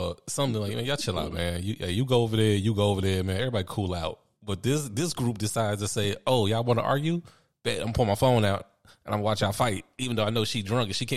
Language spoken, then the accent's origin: English; United States; I'm American